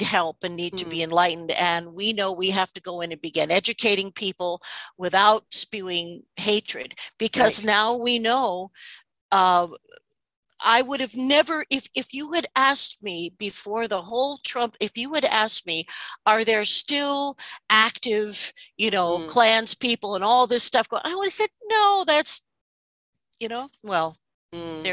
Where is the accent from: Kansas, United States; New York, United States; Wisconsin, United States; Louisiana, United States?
New York, United States; New York City; I'm going to speak as an American for a moment. I'm from New York City